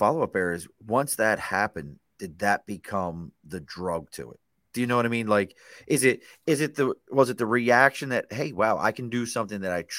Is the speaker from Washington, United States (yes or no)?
no; Dundalk, Maryland, United States; moved away; back home where I grew up in Dundalk.